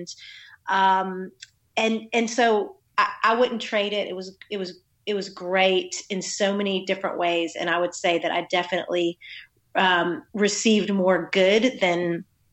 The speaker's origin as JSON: {"language": "English", "country": "United States", "tie": "born or raised there", "moved": "yes", "lives_now": "Nashville, United States", "said": "I grew up right outside of Washington, D.C., and was born to a pastor"}